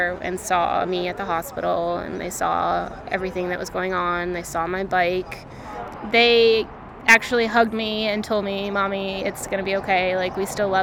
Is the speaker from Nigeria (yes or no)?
no; Gilford, New Hampshire, United States; I am from Guilford, New Hampshire